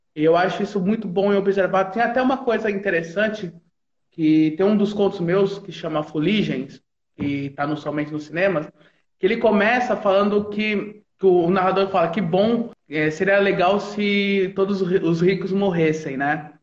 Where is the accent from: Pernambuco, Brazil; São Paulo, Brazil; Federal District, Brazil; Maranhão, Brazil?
São Paulo, Brazil; São Carlos; Eu sou de São Carlos